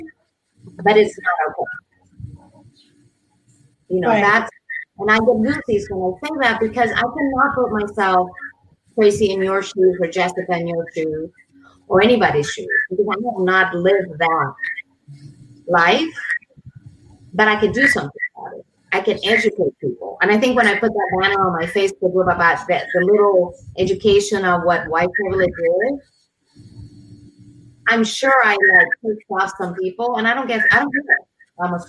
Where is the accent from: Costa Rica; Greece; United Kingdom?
Costa Rica; moved away as an adult; also born or lived in Kansas, United States; now in United States; being from Costa Rica, being Latina, I came here to go to KU 33 years ago